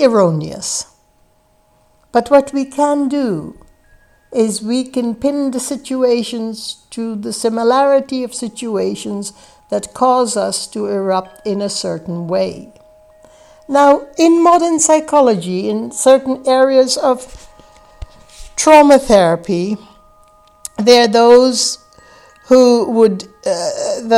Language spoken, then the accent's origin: English; Guyana; I grew up in the British West Indies in a place called British Guiana in South America, in a village that had less than 500 inhabitants